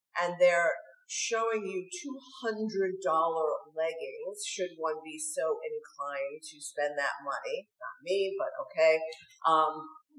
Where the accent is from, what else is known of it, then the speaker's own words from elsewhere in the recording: New York, United States; when I was growing up in New York